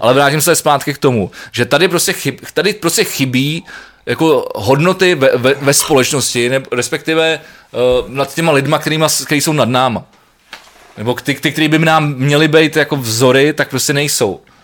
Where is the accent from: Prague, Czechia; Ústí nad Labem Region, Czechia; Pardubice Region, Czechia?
Prague, Czechia; jsem Pražák